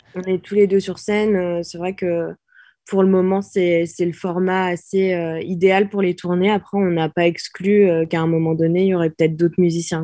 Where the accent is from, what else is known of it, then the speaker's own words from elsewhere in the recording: Normandy, France; en tant que Normande